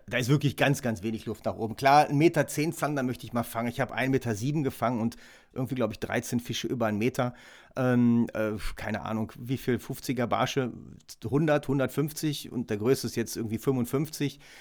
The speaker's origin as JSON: {"language": "German", "area": "Ruhr area", "region": "North Rhine-Westphalia", "country": "Germany", "said": "bei uns im Ruhrgebiet am Kanal"}